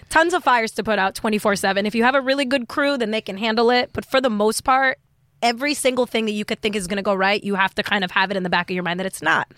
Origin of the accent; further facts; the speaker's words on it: New York City, New York, United States; now in Los Angeles, United States; I'm from New York originally